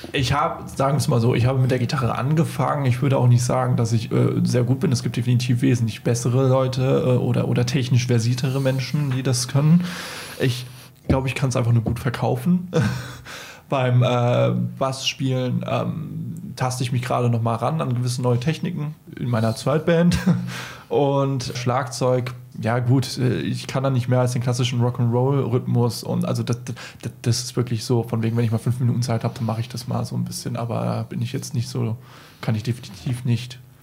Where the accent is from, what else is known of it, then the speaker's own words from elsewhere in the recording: Hesse, Germany; now in Munich, Germany; ich komme ja aus Hesse, deshalb Ei Gute Wie und da trinken wir Äppler